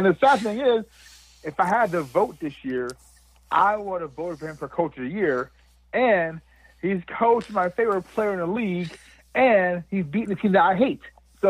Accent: Montclair, New Jersey, United States; Josh Allen played high school ball in my hometown here in New Jersey, in Montclair, New Jersey.

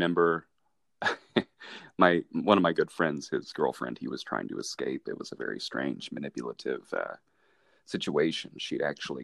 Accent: Appalachia, United States; we're from Appalachia

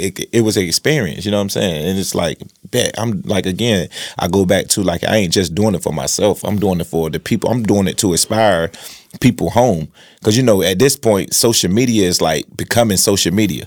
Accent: Rocky Mount, North Carolina, United States; I was from South Rocky Mount

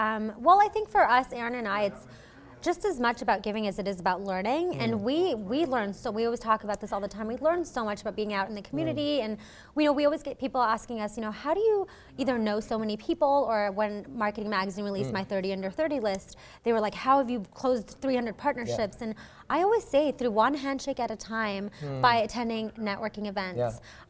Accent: Oman; now in Canada; I'm actually not from Canada. I was born and raised in the Middle East in this small country called Oman. And I moved here a few years ago, I would say back in 2008.

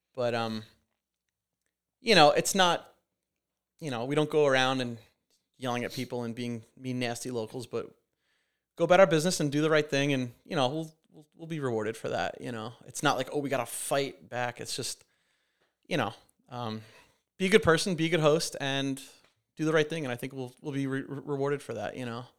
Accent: Montauk, New York, United States; I'll never be able to buy a house in my hometown

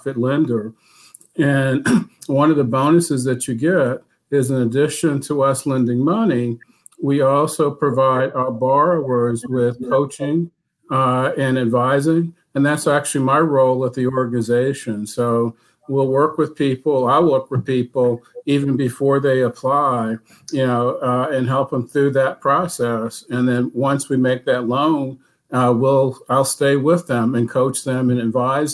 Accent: Durham, North Carolina, United States; I grew up in Durham, went to Hillside High School

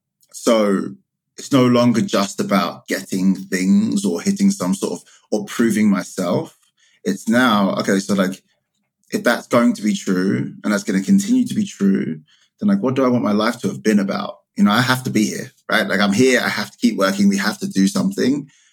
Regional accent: United Kingdom; now in United States; I am the child of a Ghanaian immigrant to the UK. I emigrated from the UK to the US.

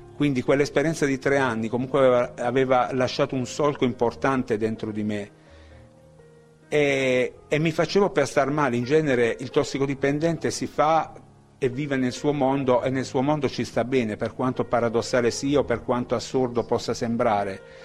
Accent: Taranto, Apulia, Italy; moved away as an adult; also born or lived in San Patrignano; io vengo da Taranto

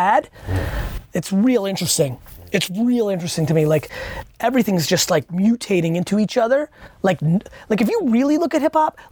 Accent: Edison, New Jersey, United States; I grew up in Edison, New Jersey, good mixed culture

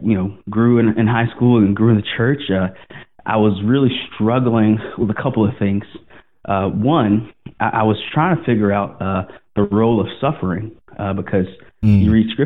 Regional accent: Greenville, South Carolina, United States; moved away; I grew up in Greenville, and we went to church when I was younger

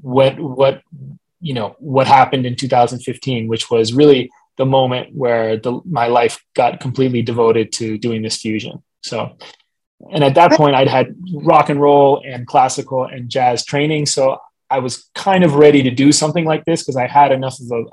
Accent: Brookline, Massachusetts, United States; I was growing up in Brookline, Massachusetts, and I didn't know any Caribeños around me.

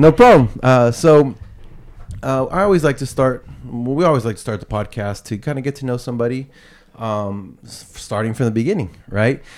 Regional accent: San Jose, California, United States; also born or lived in Campbell, California; I grew up in San Jose

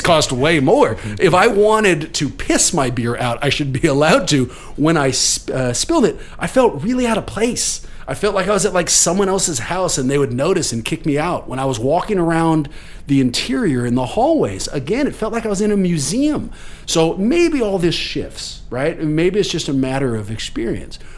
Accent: Oakland, California, United States; I was born and raised in Oakland

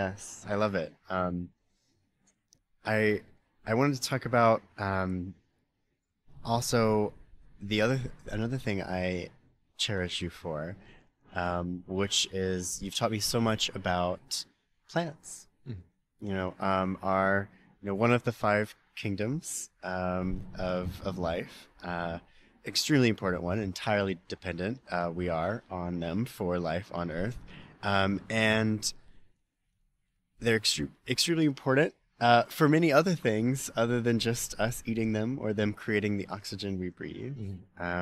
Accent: the South, United States; now in San Francisco, United States; I grew up in the South.

